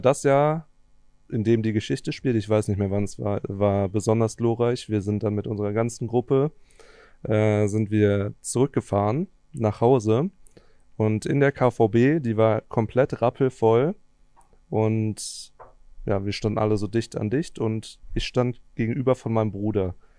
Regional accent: Cologne area, North Rhine-Westphalia, Germany; ich komme ja so aus dem Kölner Umland

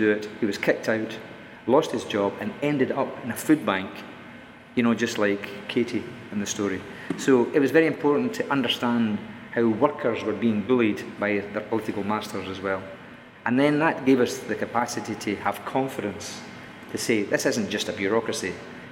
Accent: Scotland, United Kingdom; I'm Scottish

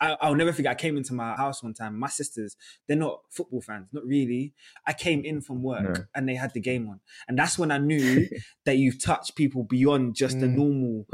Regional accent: London, United Kingdom; I'm from North London

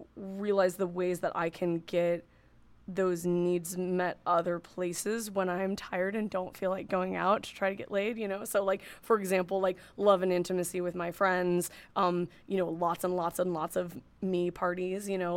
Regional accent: Northern California, United States; moved away as an adult; now in New York City, United States; I grew up in Northern California and lived in Northern California most of my life. I've been in New York City for six years.

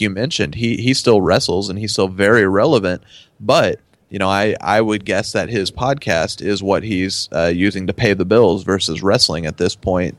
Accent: Dallas, Texas, United States; also born or lived in Denton, Texas; I'm from the Dallas Fort Worth area, and then I went to school in Denton

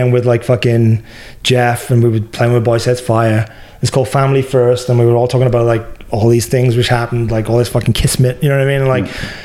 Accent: Wales, United Kingdom; now in Florida, United States; I'm Welsh

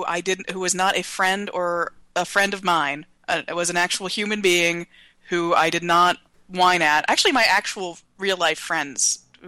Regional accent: Nashville, Tennessee, United States; now in New York, United States; I am from Nashville, Tennessee, which is, you know, in a connected state.

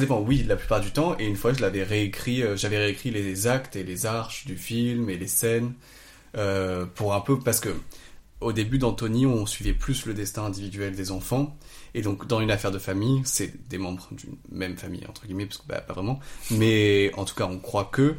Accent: south of France, France; je viens du sud de la France, euh, de la, enfin, j'habitais dans la forêt

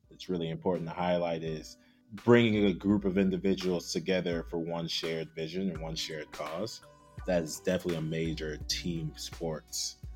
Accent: Nigeria; So in some rooms I'm black, in some rooms I'm African, in some rooms I'm Nigerian.

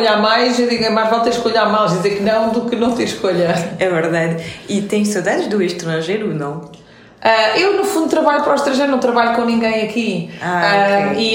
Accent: France; born there; tenho uma mãe portuguesa, um pai iraniano, nasci em França. Portanto, sou multicultural, vivi em sete países, em três continentes diferentes.

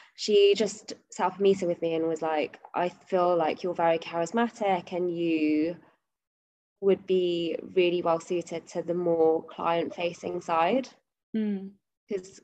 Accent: London, United Kingdom; moved away as an adult; also born or lived in Nottingham; now in Stockholm, Sweden; I've lived in London my whole life. Like I was born in London, apart from going to uni in Nottingham, mm. I've always lived in London

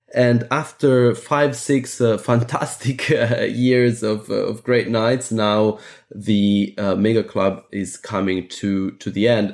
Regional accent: Athens, Attica, Greece; I was born in Athens

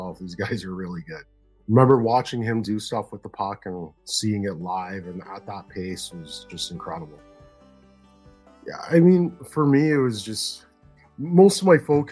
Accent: Toronto, Ontario, Canada; growing up in Toronto, there's a very strong grassroots program here

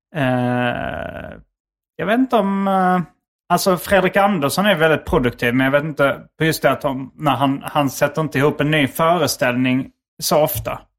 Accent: Skåne, Sweden; accent: Scanian (skånska); moved away; min skånska

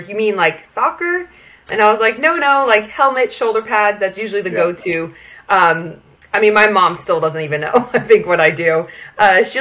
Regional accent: United States; moved away as an adult; now in United Kingdom; growing up in the States

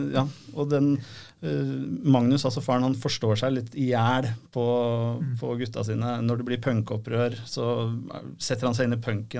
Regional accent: Rykkinn, Akershus, Norway; Jeg er jo også fra Rykken

